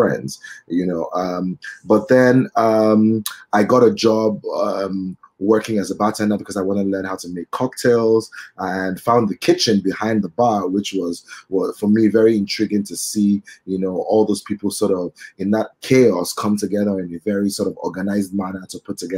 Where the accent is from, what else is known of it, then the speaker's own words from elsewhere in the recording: Benin City, Edo, Nigeria; also born or lived in United Kingdom; now in Lagos, Nigeria; I was born in Benin City. I grew up between Benin City and Lagos for most of my life.